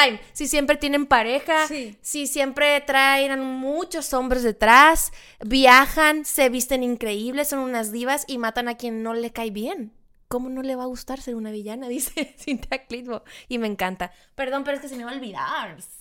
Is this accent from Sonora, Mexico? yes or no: yes; Sonora, Mexico; yo nací en Sonora